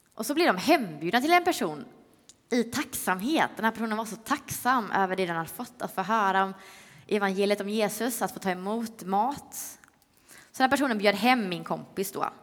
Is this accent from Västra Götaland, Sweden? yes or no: yes; Öckerö, Västra Götaland, Sweden; now in Stockholm, Sweden; Jag är från Öckerö